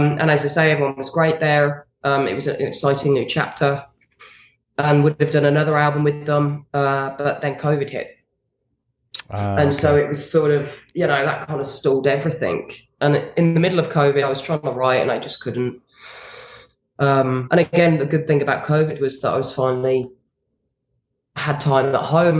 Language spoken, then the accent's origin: English; a small village in England, United Kingdom; being a British girl in a small village in England